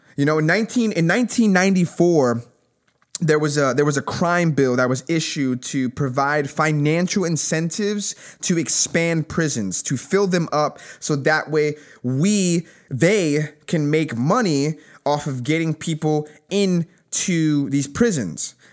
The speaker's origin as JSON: {"language": "English", "country": "United States", "said": "We are all Americans"}